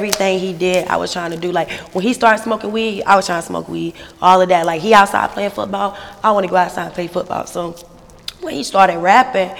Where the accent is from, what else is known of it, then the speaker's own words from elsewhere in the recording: Albemarle, North Carolina, United States; also born or lived in Charlotte, North Carolina; I was born in Charlotte, but I was raised in a small town called Albemarle, North Carolina